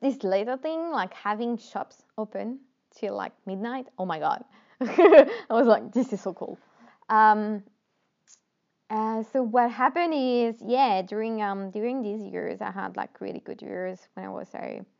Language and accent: English; Normandy, France; born there; English is a second language; I was born in Normandy, northwest of France. For those of you who are wondering where is my accent from, I got some people tell me, where is this accent coming from? Like, okay, you're French